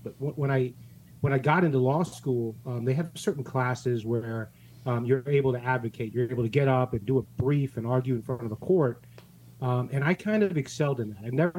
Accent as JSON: {"language": "English", "town": "St. Louis", "region": "Missouri", "country": "United States", "moved": "yes", "lives_now": "Fort Lauderdale, United States", "said": "I'm from the Midwest. I'm from St. Louis"}